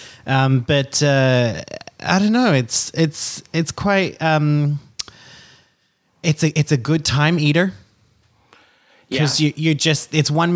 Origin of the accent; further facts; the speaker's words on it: Australia; I'm Australian